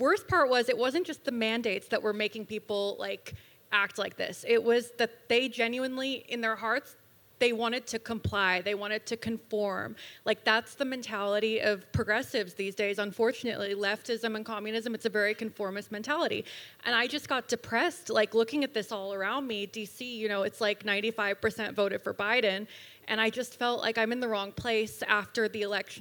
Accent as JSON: {"language": "English", "town": "Los Angeles", "region": "California", "country": "United States", "tie": "born or raised there", "also_born_or_lived": "Georgia (country) / Russia / Washington D.C.", "moved": "as an adult", "lives_now": "Florida, United States", "said": "I'm from Los Angeles. I grew up in California"}